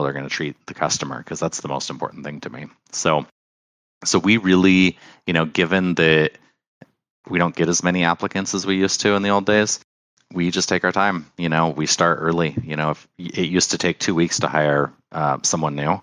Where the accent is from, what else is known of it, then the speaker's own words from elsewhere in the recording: Oregon, United States; I'm from Oregon. Well, I'm from Oregon.